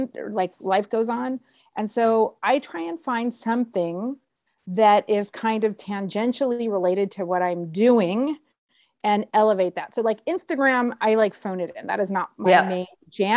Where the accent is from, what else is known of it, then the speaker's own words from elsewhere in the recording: United States; being an American